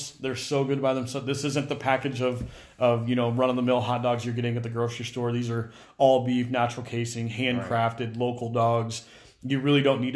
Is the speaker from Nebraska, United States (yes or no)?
yes; Omaha, Nebraska, United States; I'm born and raised in Omaha